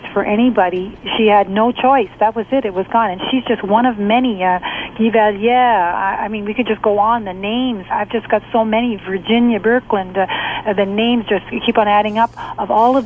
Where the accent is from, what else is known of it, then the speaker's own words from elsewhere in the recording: New Brunswick, Canada; I'm from New Brunswick